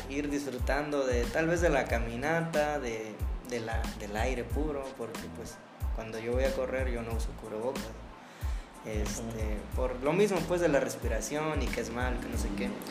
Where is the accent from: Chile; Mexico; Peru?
Mexico; Tierra Caliente; Soy de Tierra Caliente. Ahí escuchamos mucho banda